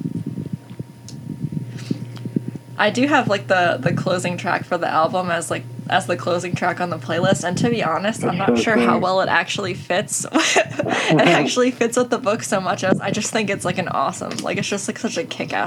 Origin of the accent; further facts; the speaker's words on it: right outside of Philadelphia, Pennsylvania, United States; moved away as an adult; also born or lived in Pittsburgh, Pennsylvania; now in New Jersey, United States; I'm from right outside of Philly, and then for a couple years I lived in Pittsburgh